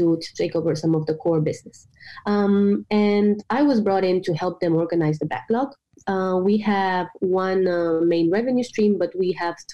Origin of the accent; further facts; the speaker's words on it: Romania; moved away as an adult; now in Copenhagen, Denmark; I'm originally from Romania, but I moved to Denmark almost 5 years ago to study at the business school here in Copenhagen.